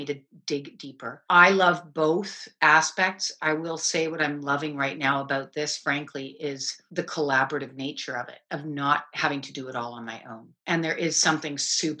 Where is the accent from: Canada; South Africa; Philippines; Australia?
Canada; I'm a Canadian